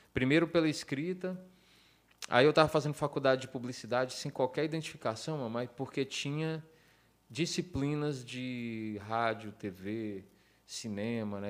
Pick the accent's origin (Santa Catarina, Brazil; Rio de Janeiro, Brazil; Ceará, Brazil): Ceará, Brazil; also born or lived in United States